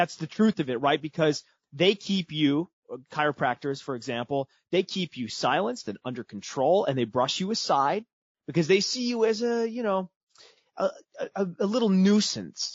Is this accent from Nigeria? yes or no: no; Midwest, United States; also born or lived in Houston, Texas; I was born in the United States, born in Houston, Texas, was raised in the Midwest